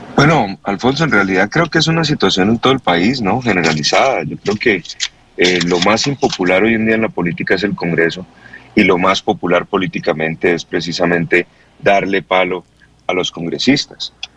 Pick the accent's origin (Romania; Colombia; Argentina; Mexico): Colombia; nuestro país